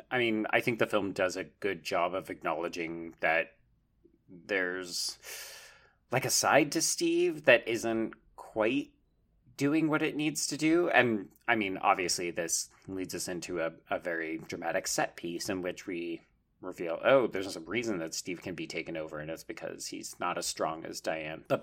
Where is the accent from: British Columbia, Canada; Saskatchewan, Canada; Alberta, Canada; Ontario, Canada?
Alberta, Canada; Calgary; I grew up in Calgary